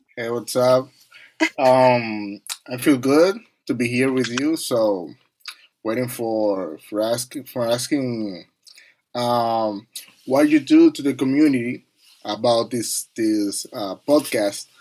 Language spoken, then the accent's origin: English; Dominican Republic; English is a second language; now in New York City, United States; we came from Dominican Republic